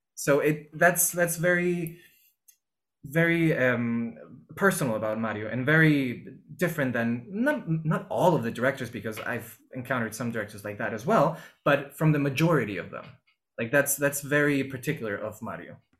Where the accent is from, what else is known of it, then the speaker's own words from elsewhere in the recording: Lima, Peru; moved away as an adult; also born or lived in Mexico / Germany / New York; I was born and raised in Peru, Lima, Peru, where I am right now